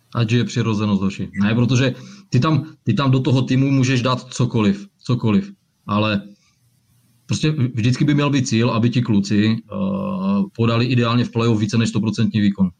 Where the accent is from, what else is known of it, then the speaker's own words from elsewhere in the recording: Ostrava, Moravian-Silesian Region, Czechia; jsem z Ostravy a že jsem Vítkovičák